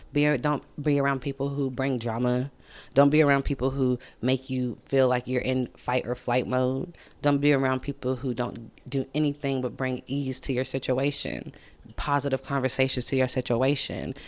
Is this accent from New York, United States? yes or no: no; Sacramento, California, United States; I'm from Sacramento